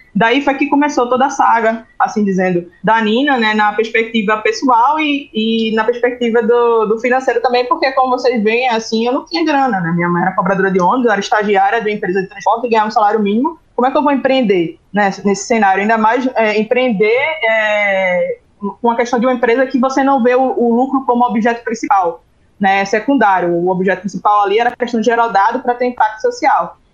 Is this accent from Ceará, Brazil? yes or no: no; Recife, Pernambuco, Brazil; Eu sou natural do Recife, moro aqui, a sede da empresa é aqui. Eu nasci e me criei no subúrbio daqui